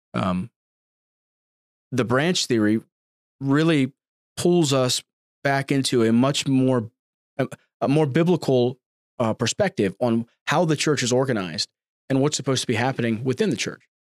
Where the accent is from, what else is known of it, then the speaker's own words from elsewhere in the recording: United States; I'm an American. I'm about as American as you can get